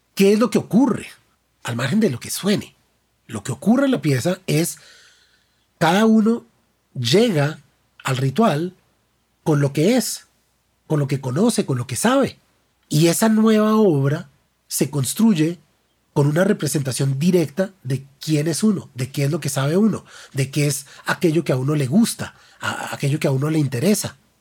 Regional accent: Bogotá, Colombia; como bogotano

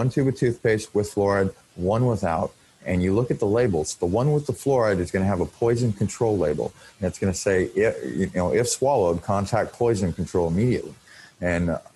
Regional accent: Portland, Oregon, United States; now in Vancouver, United States; I grew up mostly in Portland, Oregon

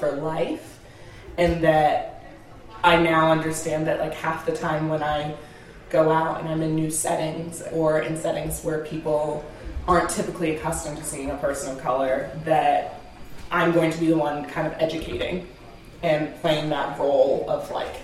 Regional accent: South Burlington, Vermont, United States; We grew up in South Burlington, which is a pretty homogenous area

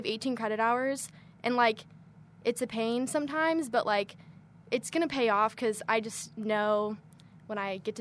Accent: Chicago, Illinois, United States; moved away as an adult; now in Kentucky, United States; I'm from Chicago, so it was really easy. I lived at home

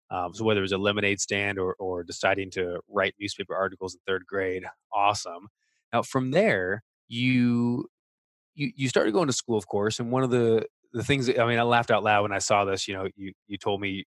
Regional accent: United States; speaking as an American

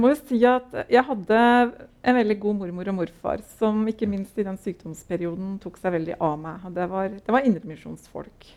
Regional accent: Larvik, Vestfold, Norway; moved away as an adult; also born or lived in Oslo; Jeg er født og oppvokst uh, i Larvik

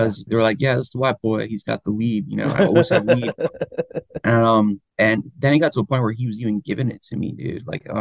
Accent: Florida, United States; also born or lived in Miami / Jacksonville; I'm originally from Florida. I grew up like between like Miami and Jacksonville

